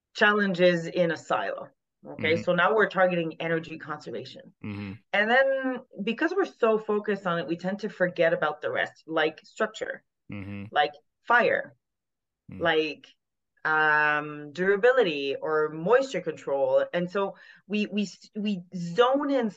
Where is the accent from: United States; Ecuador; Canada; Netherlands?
Canada; Quebec; accent: Francophone; first language French; English is a second language; moved away as an adult; also born or lived in Austria; now in Alberta, Canada; I'm Francophone. You can probably hear that. I'm from Quebec and I moved to Western Canada in 07.